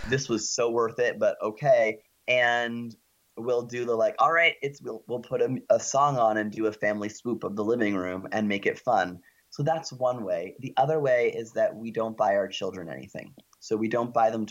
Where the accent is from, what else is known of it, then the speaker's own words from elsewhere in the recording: Canada; we're Canadian